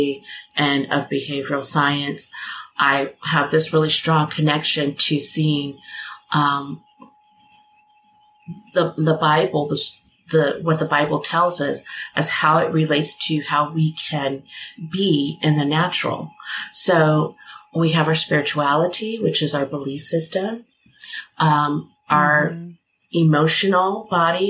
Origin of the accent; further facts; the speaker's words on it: United States; I'm American